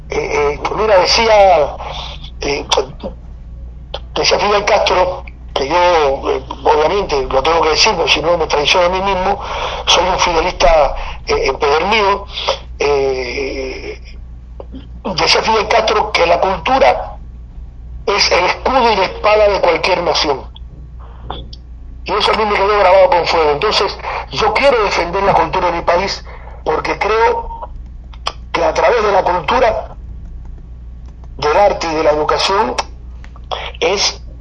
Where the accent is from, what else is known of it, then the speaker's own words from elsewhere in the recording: Cuba; now in Argentina; Mira, eh, vida en Argentina eh, eh, es, es, la vida, es, como la vida de ser guajiro. Yo sigo siendo un guajiro cubano.